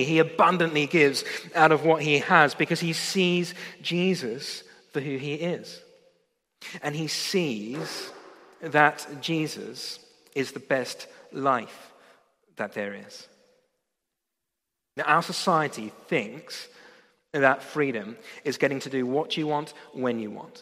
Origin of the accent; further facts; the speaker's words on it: Australia; moved away as an adult; I come from Australia